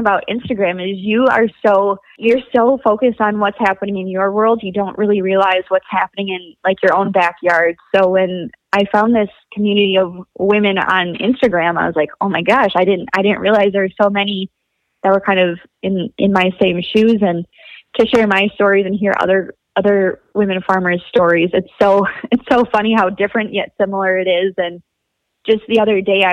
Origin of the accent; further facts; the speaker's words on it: Wisconsin, United States; I grew up in Wisconsin